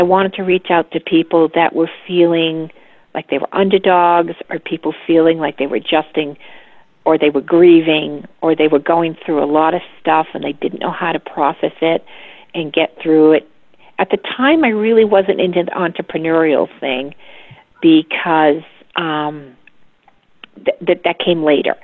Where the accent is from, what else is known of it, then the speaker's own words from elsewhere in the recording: Westerly, Rhode Island, United States; I was raised in Westerly, Rhode Island, which is right on the coast of Connecticut and Rhode Island.